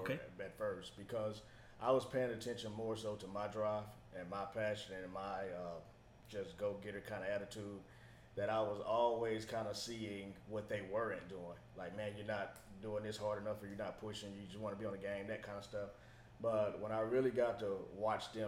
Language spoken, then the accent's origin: English; Ennis, Texas, United States; also born or lived in Arlington, Texas; I'm from Ennis. Grew up there, graduated from high school there